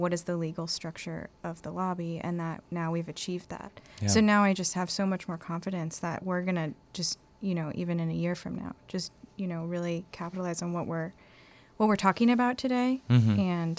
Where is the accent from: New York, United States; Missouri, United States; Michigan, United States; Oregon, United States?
New York, United States; And I'm …. I'm from New York, and I'm also a writer.